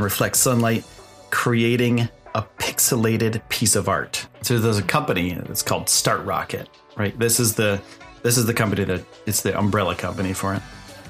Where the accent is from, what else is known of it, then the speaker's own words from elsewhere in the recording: New York, United States; I'm not from Texas. I'm from New York.